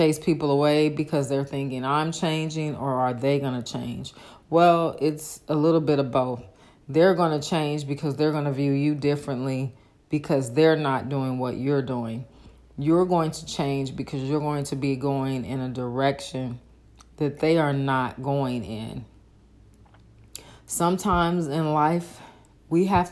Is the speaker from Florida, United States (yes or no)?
no; Oakland, California, United States; now in Dallas, United States; I'm from Northern California, Oakland